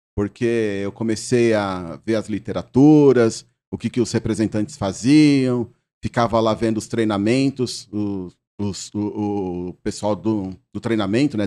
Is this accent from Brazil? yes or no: yes; Brazil; eu nasci na Lapa. Hum. Eu nasci na Lapa